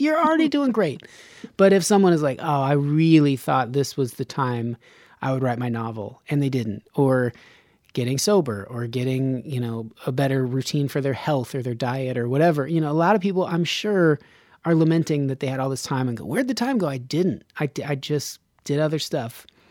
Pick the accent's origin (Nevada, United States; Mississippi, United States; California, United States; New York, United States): Nevada, United States; Reno; moved away; I grew up in Reno.